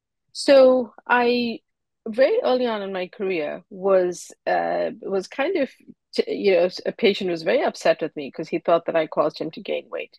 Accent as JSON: {"language": "English", "town": "Durban", "region": "KwaZulu-Natal", "country": "South Africa", "tie": "born or raised there", "moved": "as an adult", "lives_now": "Boston, United States", "said": "I grew up in Durban, South Africa, and moved to Boston to study"}